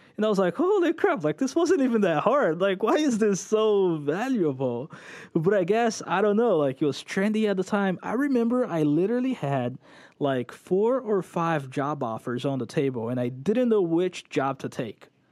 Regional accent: São Paulo, Brazil; moved away as an adult; also born or lived in Orlando area, United States; now in Orlando, United States; I was born in Brazil, São Paulo, Brazil. Um, moved here when I was ten, stayed here for a year and a half to two years, not very long

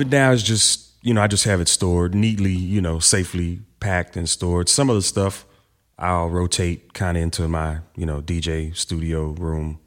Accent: Houston, Texas, United States; Growing up in Houston

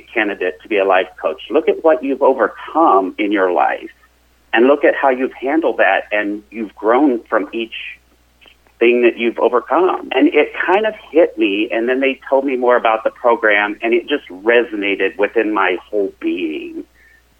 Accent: Joplin, Missouri, United States; I grew up in southwest Missouri, down in the Joplin area.

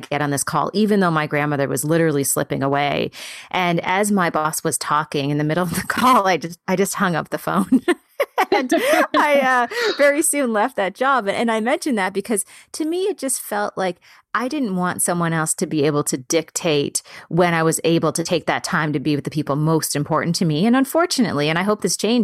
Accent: Prince Edward Island, Canada; moved away; also born or lived in San Francisco; my parents, when I was growing up in Prince Edward Island, were very entrepreneurial

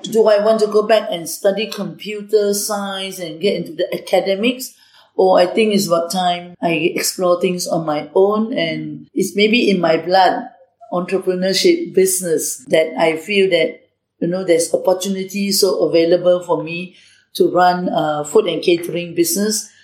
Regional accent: Singapore; also born or lived in Malaysia; I grew up in uh, Malaysia and then later I migrated to Singapore at the age of eight. So I actually grew up as a Singaporean

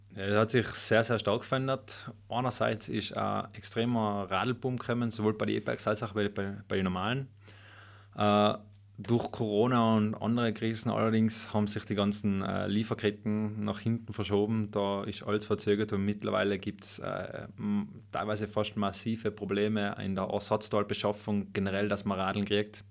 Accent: Schönwies, Tyrol, Austria; moved away as an adult; also born or lived in Innsbruck; now in Götzens, Austria; gebürtig bin ich ja Schönwieser aus dem Oberland.

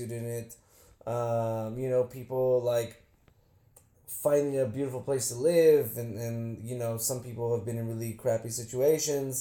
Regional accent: New York City, New York, United States; I'm from this exotic little town called Queens

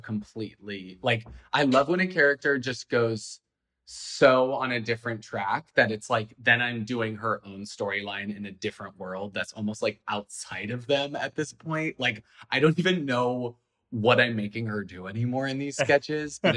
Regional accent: Idaho, United States; moved away; coming from Idaho

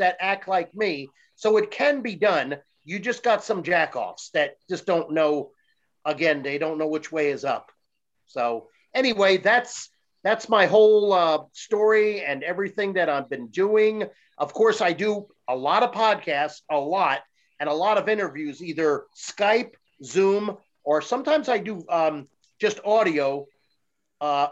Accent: Tampa, Florida, United States; I'm from Tampa Bay

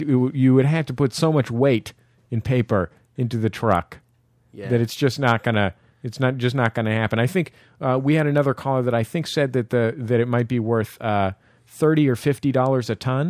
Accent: San Francisco, California, United States; now in Los Angeles, United States; I grew up in the Mission in San Francisco.

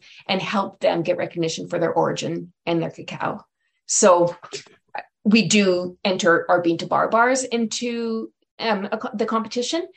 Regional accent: Legal, Alberta, Canada; now in Edmonton, Canada; I'm actually from Legale, which is north of Edmonton

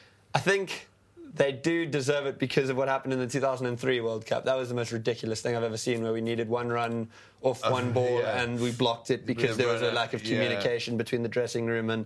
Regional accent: South Africa

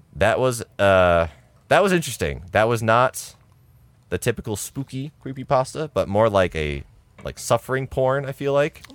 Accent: United States; We're American

